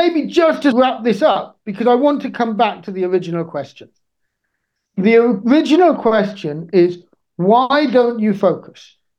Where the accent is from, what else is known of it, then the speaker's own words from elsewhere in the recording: Niger; I grew up in Niger, but this isn't about my time in Niger.